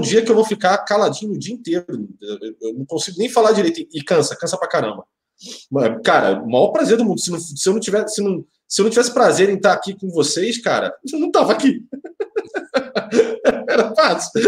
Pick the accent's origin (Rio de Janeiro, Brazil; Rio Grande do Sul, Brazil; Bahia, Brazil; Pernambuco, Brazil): Rio de Janeiro, Brazil; minha grande Tijuca, que saudade, minha terrinha